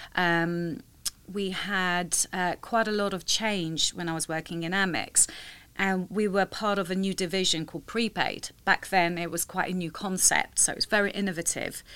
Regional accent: London, United Kingdom; I'm born and raised in London.

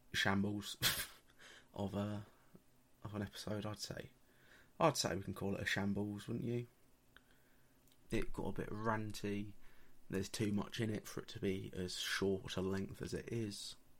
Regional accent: England, United Kingdom; for being English

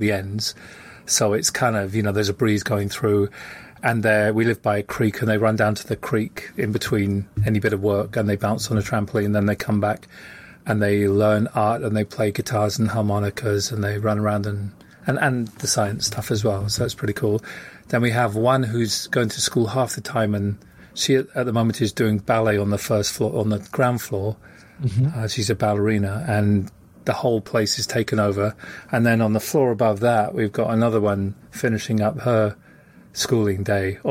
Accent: London, United Kingdom; now in United States; I'm a Londoner, but I live in the States

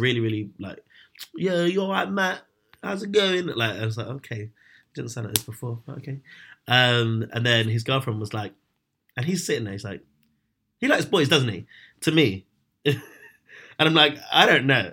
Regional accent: London, United Kingdom; I grew up in London

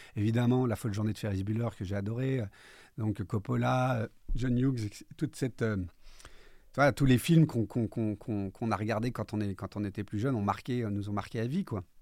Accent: Corsica, France; Comme on dit chez nous en Corse

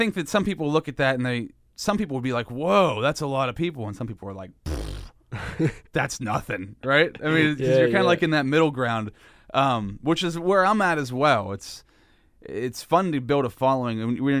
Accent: Pennsylvania, United States; If you listen to the podcast, you know that I'm from Central Pennsylvania, podcasts worldwide. So hello to everybody out there. But, you know, we're in Central PA, Altoona, Pennsylvania

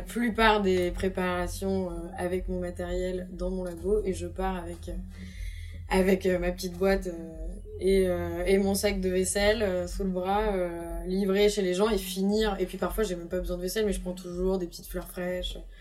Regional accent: Brittany, France; je suis bretonne

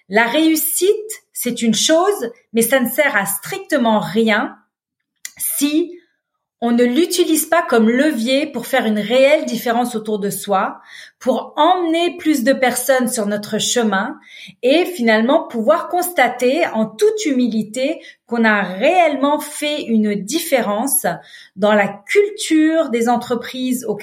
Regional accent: Beirut, Beirut Governorate, Lebanon; Donc, je suis née à Beyrouth. J'ai, comme je vous le mentionnais, grandi dans la guerre civile du Liban. Euh, j'avais 7 ans quand la guerre a commencé. J'en avais 22 quand elle s'est terminée.

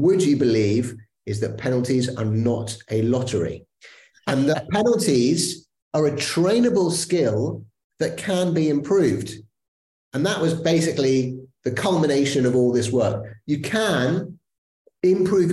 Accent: England, United Kingdom; I am, as you can tell from my accent, an Englishman, proud Englishman

